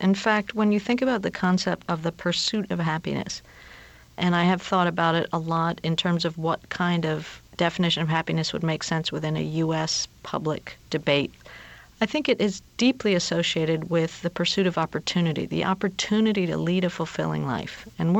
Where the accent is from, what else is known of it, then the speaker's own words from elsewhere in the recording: Peru; This is well before I worked on happiness, and I'm from Peru